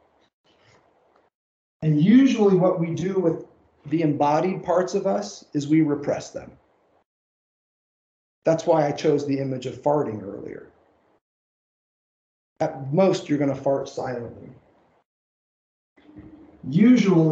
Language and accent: English; Southern Indiana, United States; accent: twang; moved away; also born or lived in Tennessee; my Tennessee red dirt upbringing, the fact that I was born and raised in Southern Indiana